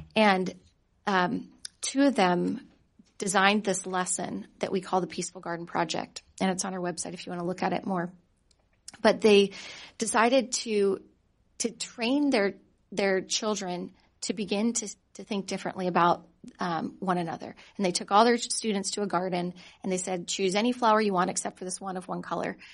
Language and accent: English; California, United States; I'm from California